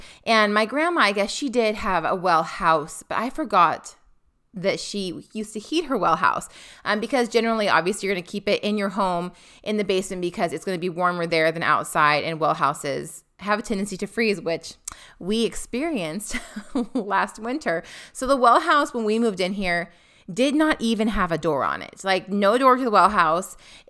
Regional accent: Pacific Northwest, United States; Now, we come from the Pacific Northwest.

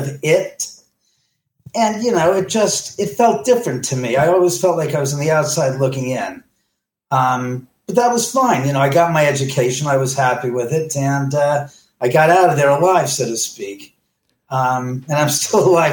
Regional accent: Los Angeles, California, United States; I grew up in Bel Air, literally about 3 miles as the crow flies from here in the same mountains of the Santa Monica mountain range.

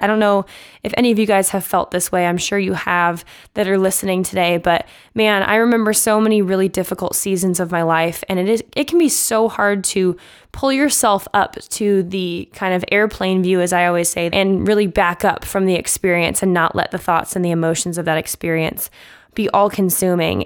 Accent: Omaha, Nebraska, United States; moved away; Growing up in Omaha, Nebraska, which is where I'm from

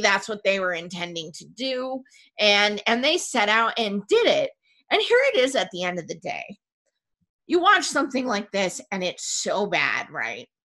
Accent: Vermont, United States; I grew up in Vermont

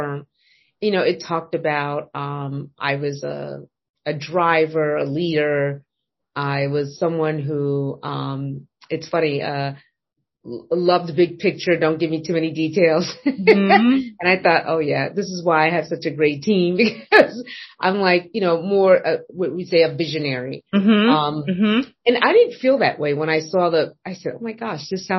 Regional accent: New York City, New York, United States; I'm a native New Yorker. I was born and raised in Queens, New York.

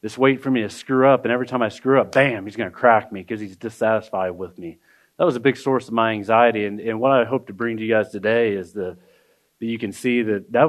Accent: Indianapolis, Indiana, United States; I grew up in Irvington in down the Near East Side.

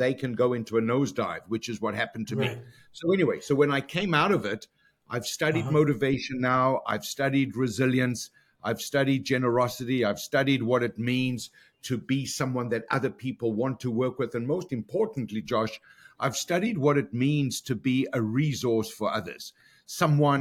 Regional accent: Johannesburg, Gauteng, South Africa; moved away as an adult; now in Toronto, Canada; born and raised in South Africa, went to university in Johannesburg

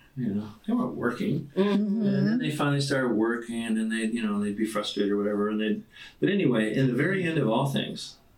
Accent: Orange County, California, United States; moved away as an adult; now in Coeur d'Alene, United States; I grew up in Orange County

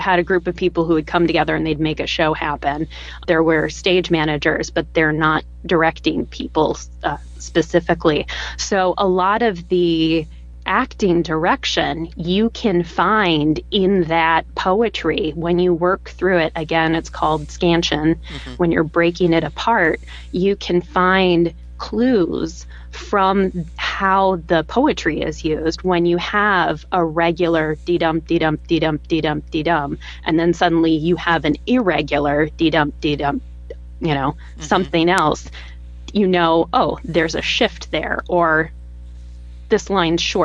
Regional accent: United States; accent: modern American; my modern American accent

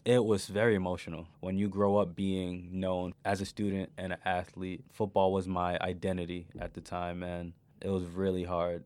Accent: New York, United States; moved away; as a kid growing up in New York

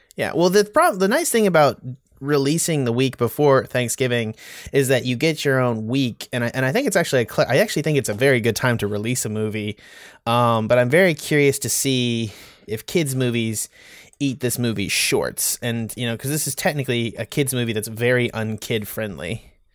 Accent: United States; also born or lived in Texas / North Carolina; born and bred in Texas and North Carolina

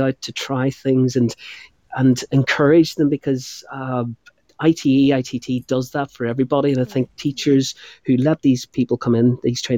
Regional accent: Northern Ireland, United Kingdom; moved away as an adult; now in England; I'm from Northern Ireland.

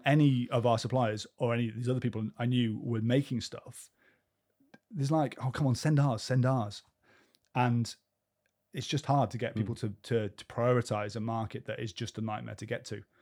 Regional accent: Cheltenham, South West England, United Kingdom; we used to ride the footpaths on Leckhampton Hill where I grew up in Cheltenham for all the time

